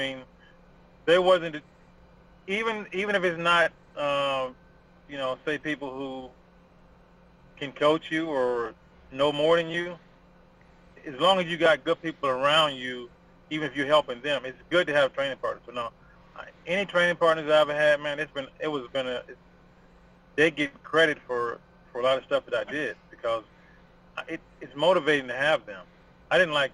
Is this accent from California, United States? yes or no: no; Virginia, United States; moved away; also born or lived in Texas / Georgia; I grew up in Virginia, but I never really trained in Virginia, except when I was younger